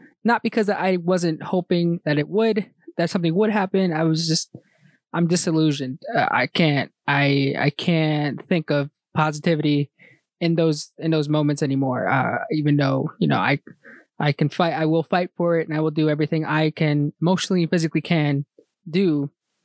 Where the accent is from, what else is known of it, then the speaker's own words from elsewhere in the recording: United States; my home country is American. I'm American born. But my people's home country, El Salvador